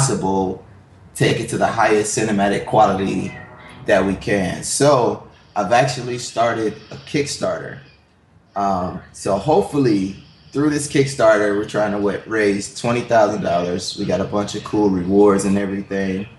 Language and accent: English; Milwaukee, Wisconsin, United States; I'm from Milwaukee